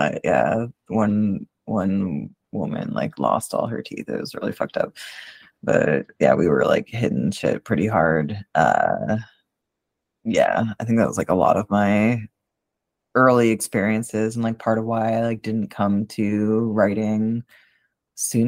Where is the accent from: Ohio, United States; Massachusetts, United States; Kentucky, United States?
Massachusetts, United States; Boston; moved away; I'm originally from Boston. Like, I'm not from Western Mass.